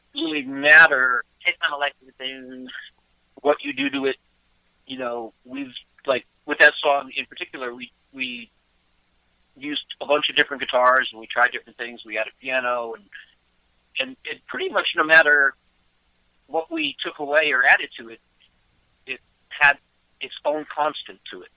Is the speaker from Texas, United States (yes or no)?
no; outside of Cleveland, Ohio, United States; moved away as an adult; also born or lived in Boston; I grew up outside of Cleveland.